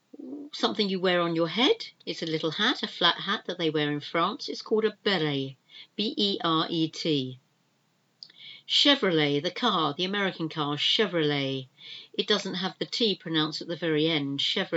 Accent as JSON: {"language": "English", "country": "United Kingdom", "said": "We are the British, we are an island here in the UK"}